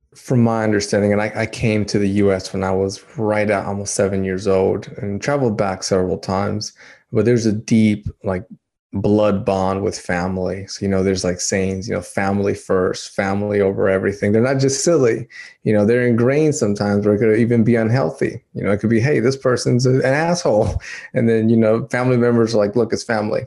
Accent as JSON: {"language": "English", "country": "Dominican Republic", "moved": "yes", "said": "I'm from Dominican Republic"}